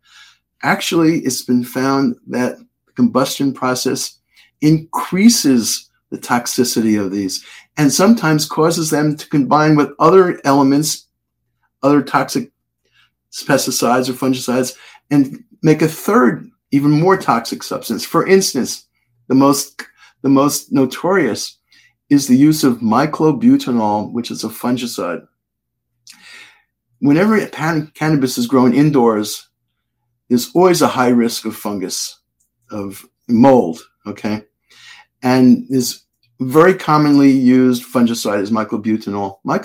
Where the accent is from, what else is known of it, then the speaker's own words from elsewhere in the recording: Connecticut, United States; I'm from Connecticut